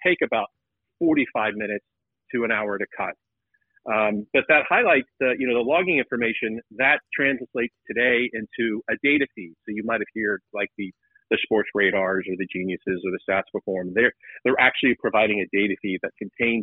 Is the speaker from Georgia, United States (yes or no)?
yes; Atlanta, Georgia, United States; I grew up in Atlanta